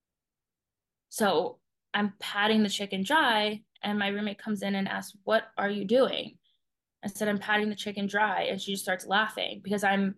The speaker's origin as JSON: {"language": "English", "town": "Fort Lauderdale", "region": "Florida", "country": "United States", "tie": "born or raised there", "moved": "as an adult", "lives_now": "Arizona, United States", "said": "I am originally from like right around Fort Lauderdale, Florida. I grew up there 18 years of my life."}